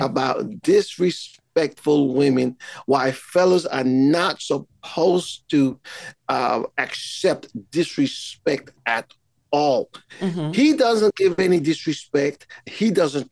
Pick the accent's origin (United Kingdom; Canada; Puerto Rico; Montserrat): Montserrat; I am from Caribbean island of Montserrat